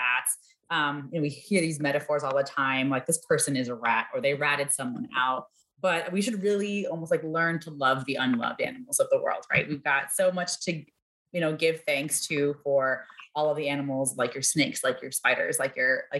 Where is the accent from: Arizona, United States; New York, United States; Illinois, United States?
New York, United States; New York City; also born or lived in Washington, D.C. / Boston; now in Chicago, United States; I grew up in New York City